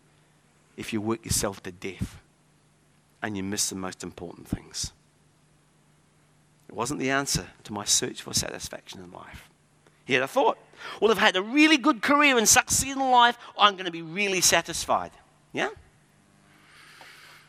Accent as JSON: {"language": "English", "region": "California", "country": "United States", "moved": "yes", "said": "My home state is the fifth largest economy in the world and is bankrupt"}